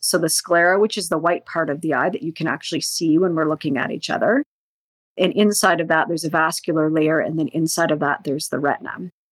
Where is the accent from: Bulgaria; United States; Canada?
Canada; Northern Ontario; I grew up in Northern Ontario